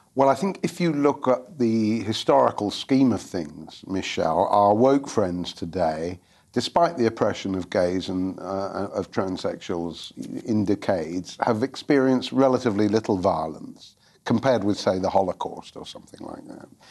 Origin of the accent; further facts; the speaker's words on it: London, United Kingdom; I was from London